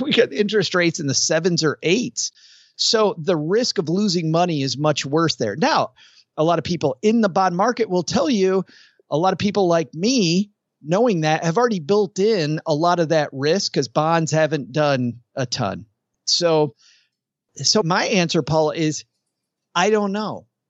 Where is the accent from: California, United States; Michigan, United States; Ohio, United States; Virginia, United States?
Michigan, United States; West; I grew up in West Michigan